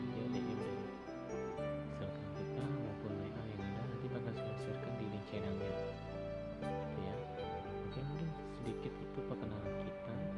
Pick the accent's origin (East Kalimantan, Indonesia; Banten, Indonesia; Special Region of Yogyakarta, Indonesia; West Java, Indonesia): East Kalimantan, Indonesia; Kutai Barat; asli dari Kubar juga